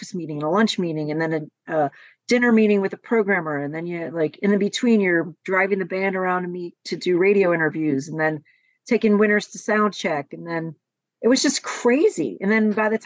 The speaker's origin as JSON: {"language": "English", "town": "Buffalo", "region": "New York", "country": "United States", "tie": "born or raised there", "moved": "as an adult", "lives_now": "Los Angeles, United States", "said": "I was born in Buffalo"}